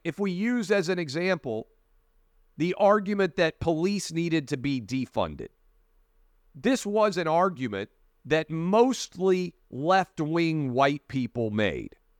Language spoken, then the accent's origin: English; Tennessee, United States; moved away; also born or lived in Northern Virginia; the fifth congressional district of Tennessee, my hometown congressman's office